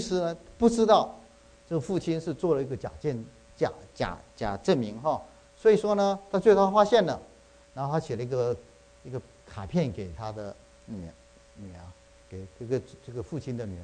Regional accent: Taiwan; now in United States; 这个冬天我回去啊，去台湾去看我母亲，我父亲两年前过世，我母亲，呃，年纪老迈，现在九十四岁了

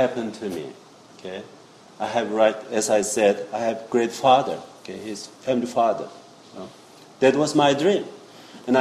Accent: South Korea; moved away; I was born in South Korea, Seoul

